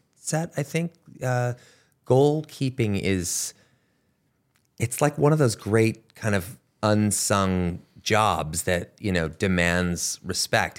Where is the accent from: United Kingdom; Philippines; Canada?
Canada; moved away; where I grew up in Canada